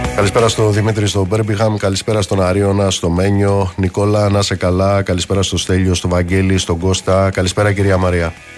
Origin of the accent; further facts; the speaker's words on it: Amaliada, Western Greece, Greece; στην Αμαλιάδα, κάτω στην Κουρούτα, στην πατρίδα μου